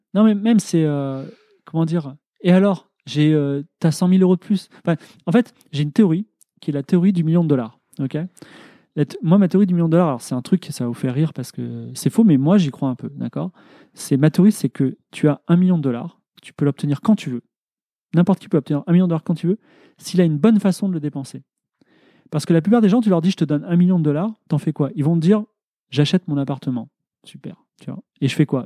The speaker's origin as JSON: {"language": "French", "country": "France"}